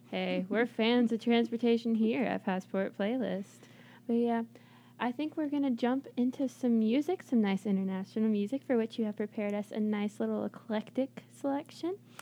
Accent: United States; as an American

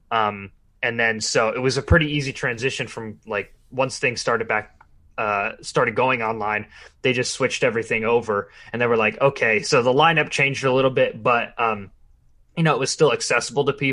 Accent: Arizona, United States; now in Los Angeles, United States; so I'm originally from Arizona. I live in okay. LA mostly, um, but I'm just I'm just out here uh, for the next month

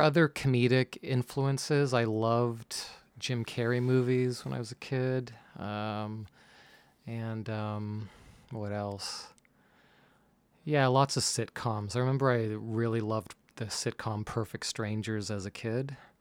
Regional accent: Mississauga, Ontario, Canada; now in Toronto, Canada; I grew up in Mississauga, so just a little west from here

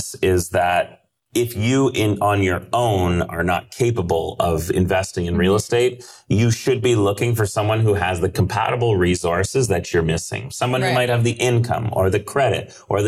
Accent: Canada; I'm Canadian

